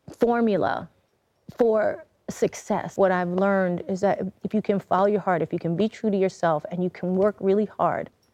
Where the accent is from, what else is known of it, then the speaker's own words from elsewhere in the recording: New York City, New York, United States; from the Bronx. And my parents are Puerto Rican